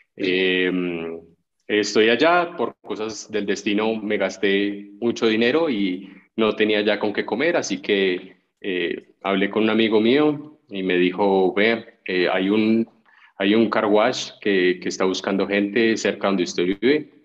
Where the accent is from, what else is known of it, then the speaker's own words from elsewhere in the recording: Colombia; also born or lived in United States; en mi país